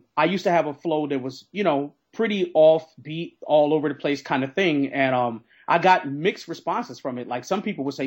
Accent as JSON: {"language": "English", "region": "Minnesota", "country": "United States", "moved": "yes", "lives_now": "Philadelphia, United States", "said": "I'm the transplant from Minnesota to Philly"}